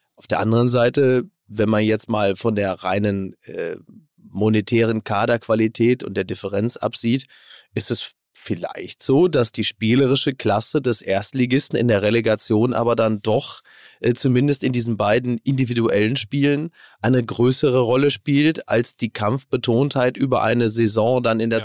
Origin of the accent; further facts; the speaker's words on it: Castrop-Rauxel, North Rhine-Westphalia, Germany; in meiner Heimat